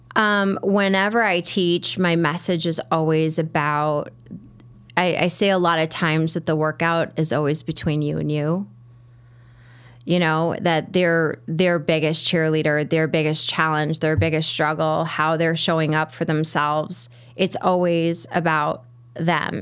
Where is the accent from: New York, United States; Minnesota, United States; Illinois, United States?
Illinois, United States; Merrionette Park; growing up in Marionette Park, there was Mount Greenwood Park